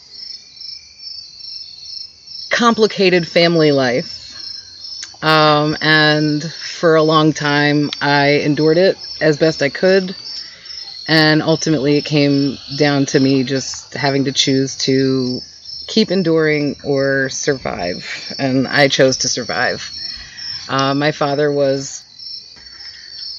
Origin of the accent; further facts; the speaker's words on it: New York City, New York, United States; moved away as an adult; now in Asheville, United States; I was born and raised in New York City, and I came here and I never left.